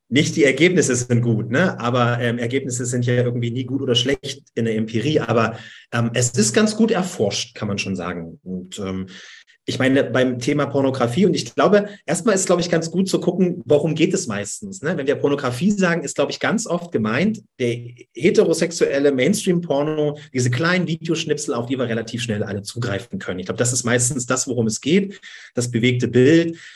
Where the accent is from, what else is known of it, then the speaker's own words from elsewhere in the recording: Dresden, Saxony, Germany; accent: Saxon; Ja, ich versuche das Sächsische etwas hinaus zu tun aus meinem Dialekt und Hochdeutsch zu reden.